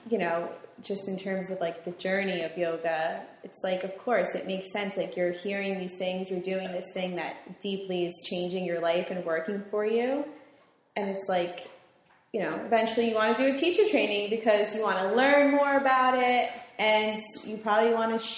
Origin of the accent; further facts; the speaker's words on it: Bridgewater, New Jersey, United States; in high school, Westfield, I'm from Bridgewater, so Westfield was like kind of far from me